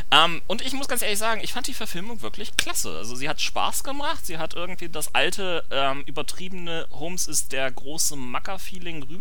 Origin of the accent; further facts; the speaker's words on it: Hamburg, Germany; was ähm, natürlich für mich als äh, Hamburger ein großer Genuss war, denn das ist wirklich eine Hommage an Hamburg schlechthin